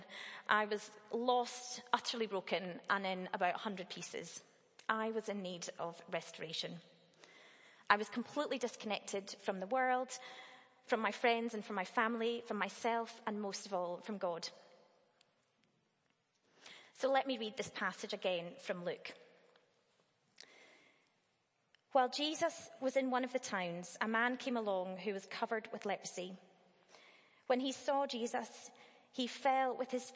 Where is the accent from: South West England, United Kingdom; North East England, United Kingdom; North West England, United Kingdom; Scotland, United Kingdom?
Scotland, United Kingdom; Dunblane; I grew up in Dunblane, a fairly small town